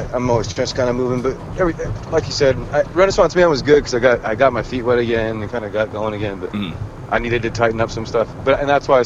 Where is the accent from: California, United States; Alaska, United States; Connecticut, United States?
California, United States; Northern; I'm from Northern California